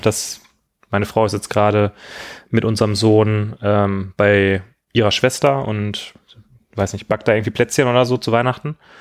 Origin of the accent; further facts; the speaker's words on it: near Gelsenkirchen, North Rhine-Westphalia, Germany; ich bin äh, in der Nähe von Gelsenkirchen aufgewachsen